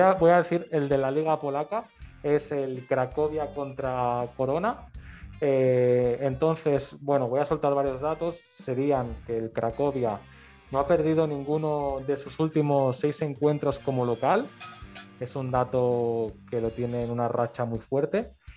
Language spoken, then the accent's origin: Spanish; Barcelona, Catalonia, Spain; yo soy de Barcelona